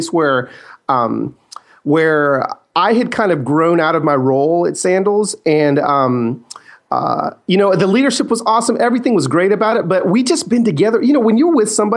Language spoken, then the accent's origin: English; Los Angeles, California, United States; I was born in East LA and, that's kind of where my family is from. My dad planted a church there in the 70s